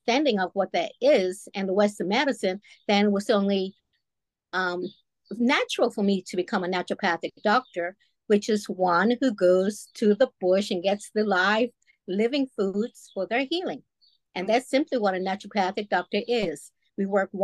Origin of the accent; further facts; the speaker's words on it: Bermuda; I was brought up in Bermuda.